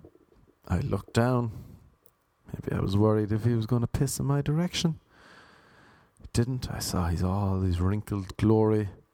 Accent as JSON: {"language": "English", "town": "Cork", "region": "Munster", "country": "Ireland", "accent": "Cork", "moved": "as an adult", "lives_now": "Los Angeles, United States", "said": "I am from Cork. This is a Cork accent."}